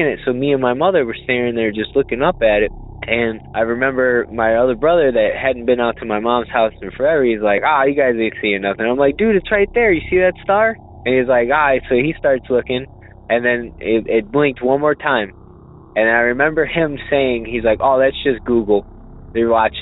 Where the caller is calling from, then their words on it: Illinois, United States; I'm actually calling from Illinois